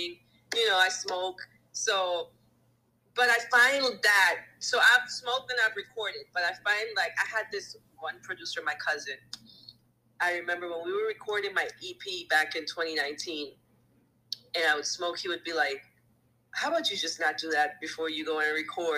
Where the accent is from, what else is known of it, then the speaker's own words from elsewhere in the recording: U.S. Virgin Islands; we're from the Virgin Islands